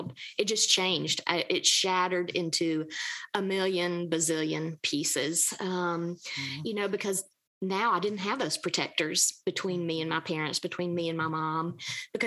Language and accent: English; Georgia, United States; accent: Southern; I grew up in the Deep South. I'm Georgia girl, born and bred. You can probably tell that by the way I talk